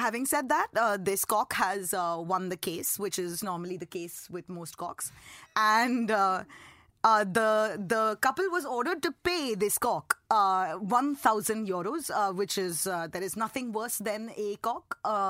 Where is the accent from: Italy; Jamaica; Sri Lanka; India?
India; as a woman, and especially as an Indian woman